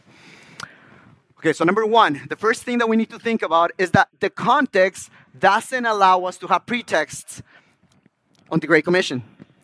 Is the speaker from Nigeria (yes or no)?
no; Ecuador; moved away; the incredible work that the Lord had done in my country, in my backyard